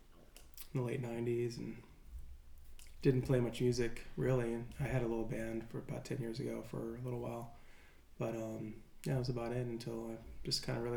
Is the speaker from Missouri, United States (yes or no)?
yes; St. Louis, Missouri, United States; moved away as an adult; also born or lived in Evansville, Indiana; now in San Luis Obispo, United States; I grew up in St. Louis, Missouri, so like next year I moved back to St. Louis